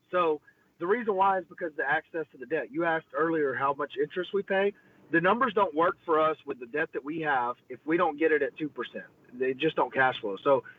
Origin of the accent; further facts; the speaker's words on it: Groesbeck, Texas, United States; We're from Grosbeck. We're strong.